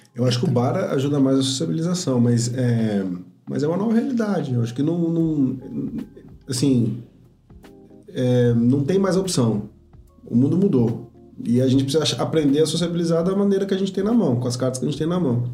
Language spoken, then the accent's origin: Portuguese; São Paulo, Brazil; moved away as an adult; now in Ribeirão Preto, Brazil; eu cresci, minha vida inteira foi em São Paulo